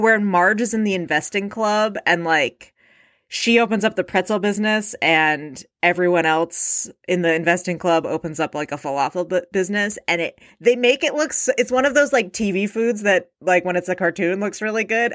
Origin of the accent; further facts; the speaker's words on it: Alameda, California, United States; I grew up in Alameda, California, home of the original Chevy's Tex-Mex